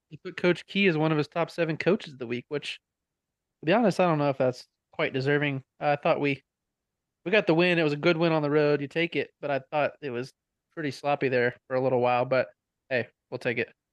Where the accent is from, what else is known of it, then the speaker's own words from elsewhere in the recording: Pennsylvania, United States; moved away; I grew up in Pennsylvania